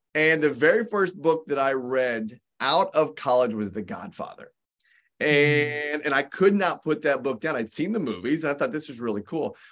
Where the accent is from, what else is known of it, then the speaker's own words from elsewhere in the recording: Indianapolis, Indiana, United States; moved away; also born or lived in Southern California; I grew up in Indianapolis, Indiana, and I stayed there only for a very short period of time